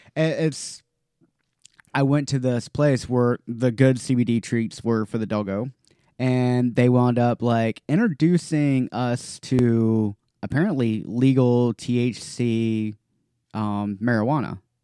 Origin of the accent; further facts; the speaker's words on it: North Carolina, United States; when I was growing up in North Carolina